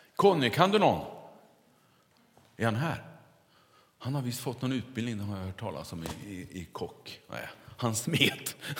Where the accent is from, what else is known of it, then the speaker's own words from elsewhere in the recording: near Kungälv, Västra Götaland, Sweden; Där jag kommer ifrån västkusten så växte man ju upp